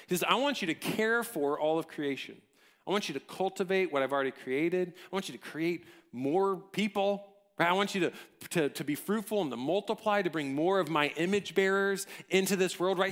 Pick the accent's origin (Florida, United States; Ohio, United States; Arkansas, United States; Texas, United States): Texas, United States; College Station; I grew up in College Station